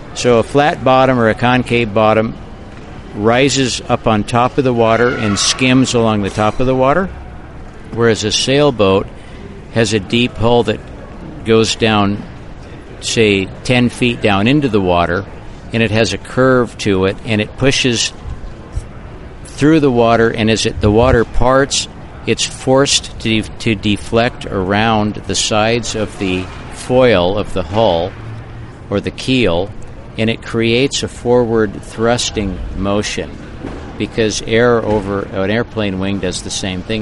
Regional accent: Santa Barbara, California, United States; moved away as an adult; also born or lived in North Shore, Oahu; now in Half Moon Bay, United States; I was raised in Santa Barbara, and that's where my business was

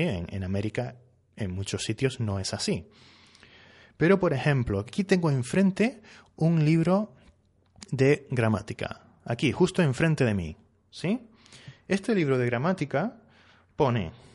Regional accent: Spain; Yo soy español, ¿sí? Y aquí en España eh, usamos que más sustantivo.

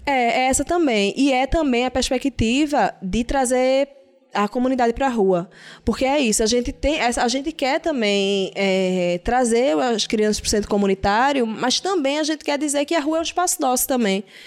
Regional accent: Recife, Pernambuco, Brazil; eu não sou daqui do Ibura, eu sou da Guabiraba

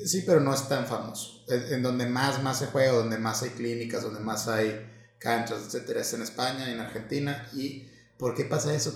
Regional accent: Mexico; como buenos mexicanos nos valió madre

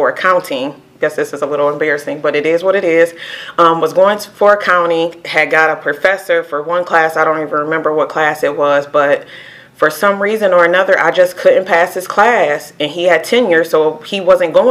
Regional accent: Sandusky, Ohio, United States; also born or lived in Toledo, Ohio; I'm originally from Sandusky, Ohio

